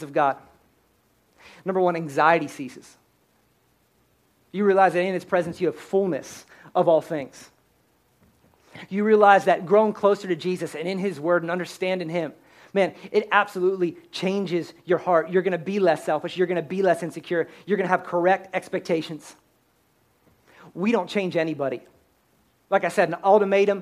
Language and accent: English; Pennsylvania, United States; I'm born and raised in Pennsylvania